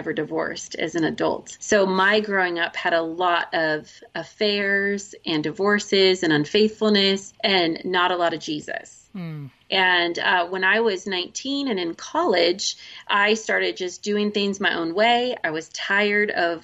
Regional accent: Oregon, United States; we are from Oregon

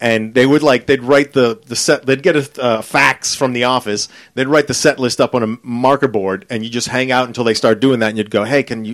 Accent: United States; moved away as an adult; now in Australia; I'm an American here

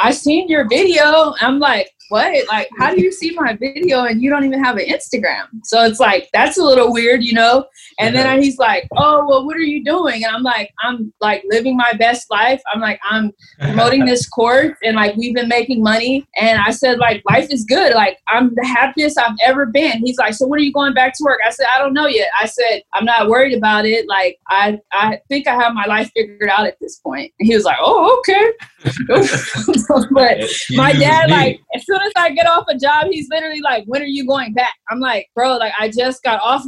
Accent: Los Angeles, California, United States; I'm from Los Angeles.

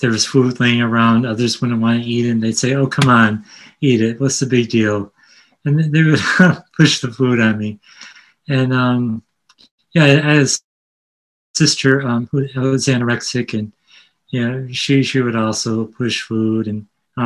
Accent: Connecticut, United States; also born or lived in Brooklyn, New York; I'm from Connecticut, a suburban area

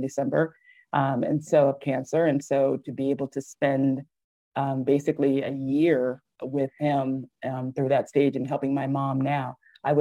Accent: Virginia, United States; also born or lived in Philadelphia, Pennsylvania; Virginia girl, pretty much. I was born in Philadelphia. My parents moved me here when I was three.

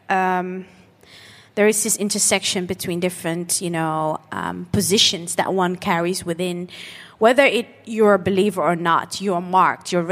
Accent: Netherlands; and growing up in the Netherlands with, without sometimes having our parents not having the, not considering their skill set

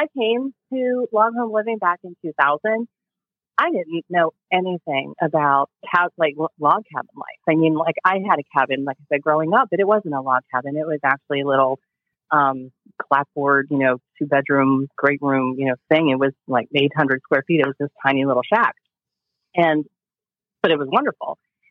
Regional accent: just outside of Pittsburgh, Western Pennsylvania, United States; I'm actually from Western Pennsylvania, just outside of Pittsburgh

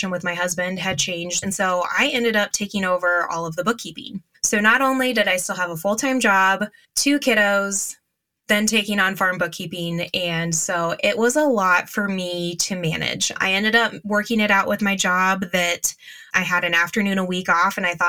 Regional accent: Northeast Nebraska, United States; I am from Northeast Nebraska, and I live with my husband and our three boys on his family farm

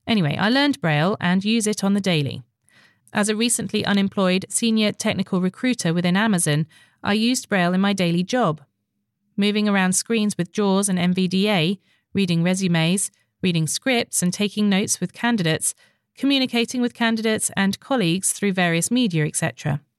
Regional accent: Northern Ireland, United Kingdom; now in London, United Kingdom; I am a Northern Irish wench who lives in London and really enjoy the chat.

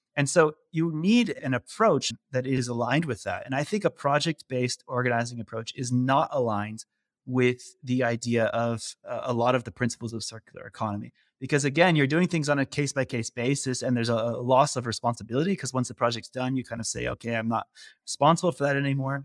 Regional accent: California, United States; moved away as an adult; now in Netherlands; I'm originally from the U S. I grew up in California

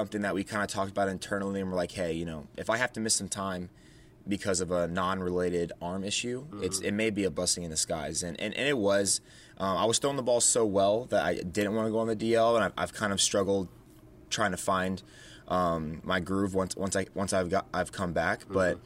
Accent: Tampa, Florida, United States; moved away; I'm from Tampa, Florida originally

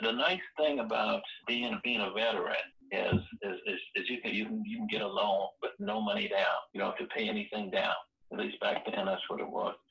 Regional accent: Johns Island, South Carolina, United States; originally I'm from Johns Island, South Carolina. That's Johns Island is on the outskirts of Charleston, South Carolina. So I, I we grew up poor

